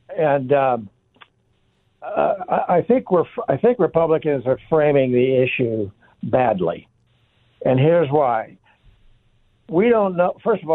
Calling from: Chandler, Arizona, United States

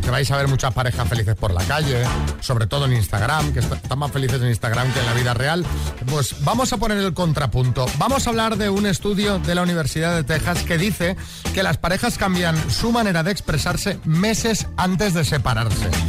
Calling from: Zaragoza, Aragon, Spain; de Zaragoza.

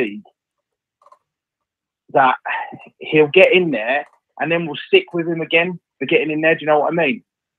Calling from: Worthing, South East England, United Kingdom; I'm calling from Worthing.

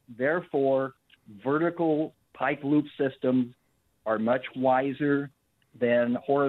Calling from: Trenton, Missouri, United States; Trenton, Mo.

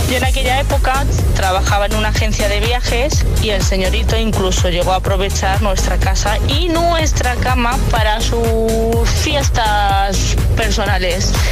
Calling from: Valencia, Valencian Community, Spain; Hola, buenos días. … de Valencia.

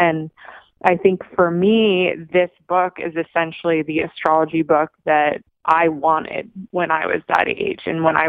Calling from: Los Angeles, California, United States; I'm calling from Los Angeles.

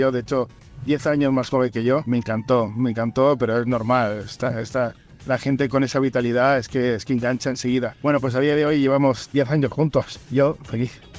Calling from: Barcelona, Catalonia, Spain

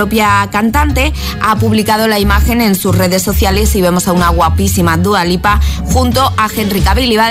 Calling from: Zaragoza, Aragon, Spain; Hola, buenos días agitadores … de Zaragoza.

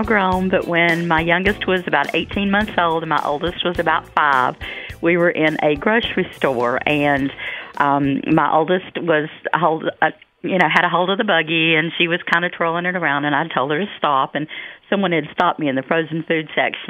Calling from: Raleigh, North Carolina, United States; I'm from Raleigh.

